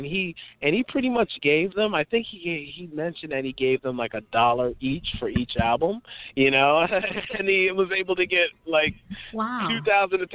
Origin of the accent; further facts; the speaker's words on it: New York City, New York, United States; I'm American, born and raised in New York